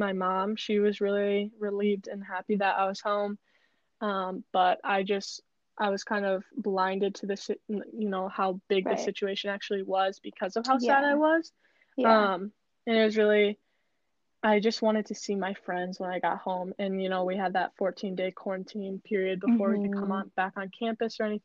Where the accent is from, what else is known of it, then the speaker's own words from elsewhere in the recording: Green Bay, Wisconsin, United States; I'm from Green Bay, so I went to school really close to home